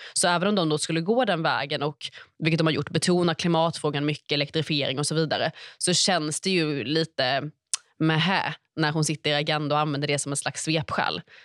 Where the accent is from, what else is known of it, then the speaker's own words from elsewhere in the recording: Stockholm, Stockholm County, Sweden; Man har Fruängen längst ut, där jag är uppvuxen nära